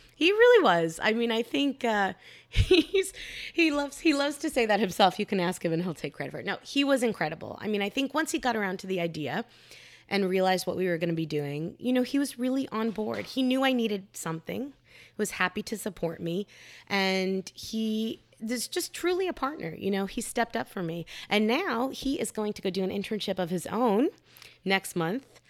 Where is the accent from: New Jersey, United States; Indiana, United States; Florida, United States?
Florida, United States; Miami; moved away; my hometown of Miami